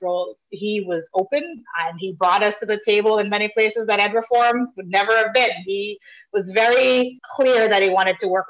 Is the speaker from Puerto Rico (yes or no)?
no; Jamaica; now in Connecticut, United States; my family is from Jamaica, and I grew up in Jamaica.